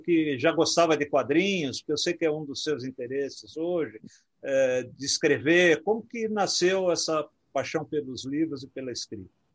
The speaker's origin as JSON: {"language": "Portuguese", "region": "São Paulo", "country": "Brazil", "tie": "born or raised there", "also_born_or_lived": "Rio de Janeiro"}